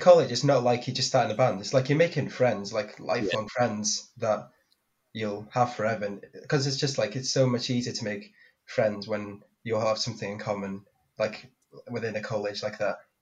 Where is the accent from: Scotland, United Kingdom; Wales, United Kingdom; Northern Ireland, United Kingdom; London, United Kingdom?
Wales, United Kingdom; Bethesda; I'm from Bethesda